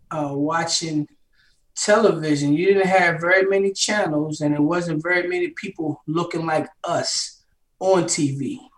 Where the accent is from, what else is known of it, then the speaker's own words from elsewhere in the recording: College Park, United States; You know, I hail from College Park. And there's nothing wrong with repping your hood by no means.